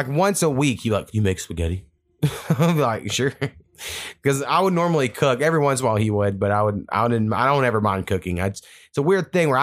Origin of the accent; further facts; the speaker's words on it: near Marlow, Oklahoma, United States; That's like kind of like 30 minutes from my hometown.